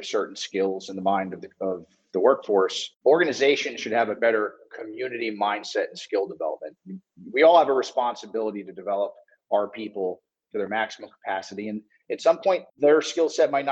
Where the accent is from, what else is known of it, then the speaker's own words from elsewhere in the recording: South Florida, United States; I'm from South Florida and I played sports growing up